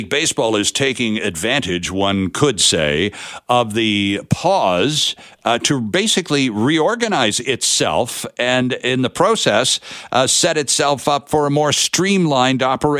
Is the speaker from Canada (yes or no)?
yes; Toronto, Ontario, Canada; growing up in Toronto